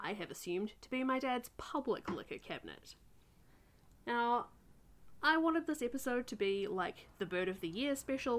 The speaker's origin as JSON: {"language": "English", "country": "New Zealand", "tie": "born or raised there", "said": "my home country"}